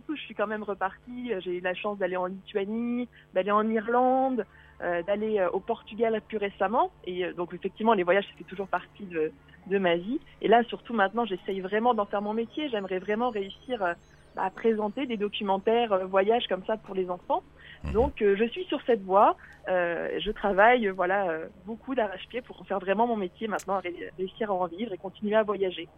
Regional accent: Auvergne-Rhône-Alpes, France; moved away; moi, je suis je suis d'Auvergne, donc dans mon Auvergne oh natale

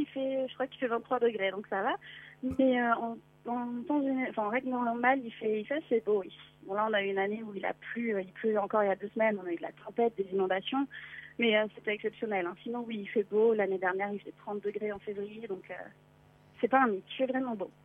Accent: France; now in Los Angeles, United States; je suis française

